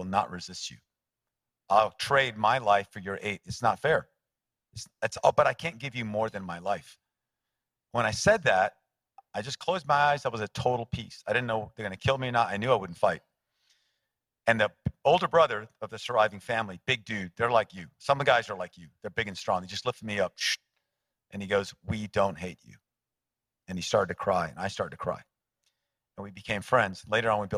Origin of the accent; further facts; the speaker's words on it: United States; I'm an American